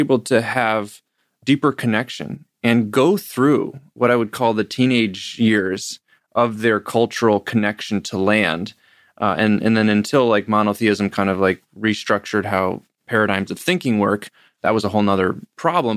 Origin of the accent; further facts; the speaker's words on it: Ithaca, New York, United States; growing up in Ithaca, New York, with, where Cornell University is